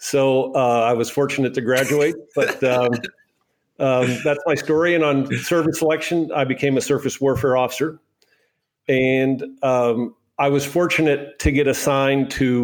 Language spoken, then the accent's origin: English; Altoona, Pennsylvania, United States; moved away as an adult; also born or lived in Annapolis, Maryland; now in Miami Beach, United States; I'm from Altoona, Pennsylvania, and I played football.